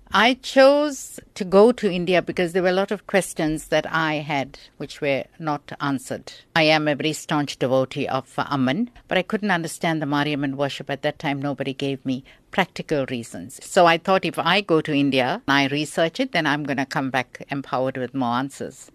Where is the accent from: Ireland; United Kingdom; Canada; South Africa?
South Africa; I'm a South African